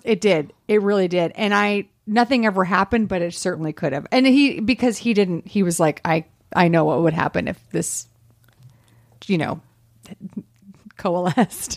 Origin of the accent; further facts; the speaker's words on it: the South, United States; I grew up in the South.